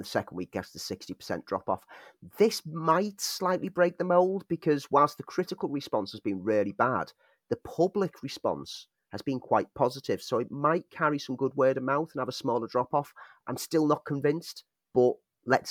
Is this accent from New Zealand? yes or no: no; Liverpool, North West England, United Kingdom; moved away as an adult; also born or lived in Sheffield; I was away from Liverpool and living in Sheffield